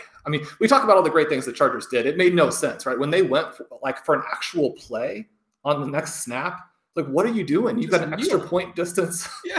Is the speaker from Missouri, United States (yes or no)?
yes; Kansas City, Missouri, United States; My Kansas City Chiefs, many listeners know that I grew up in Kansas City.